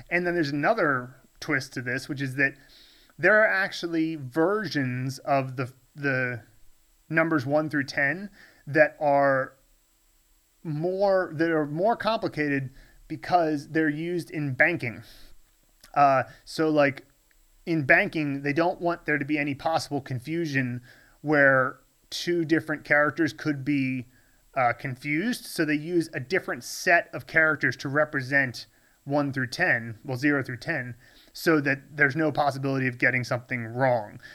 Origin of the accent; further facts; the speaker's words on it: United States; moved away as an adult; now in Chengdu, China; when I was growing up in the States